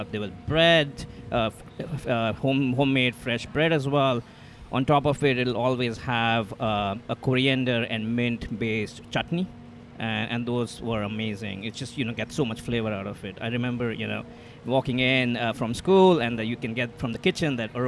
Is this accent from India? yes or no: yes; New Delhi, Delhi, India; moved away as an adult; New Delhi, India. Born and raised there. Did my engineering, worked there in supply chain, then came here for my master's.